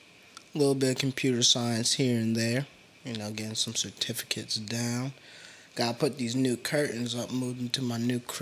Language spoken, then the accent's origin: English; New Jersey, United States; You already know we're from Jersey, the one and only.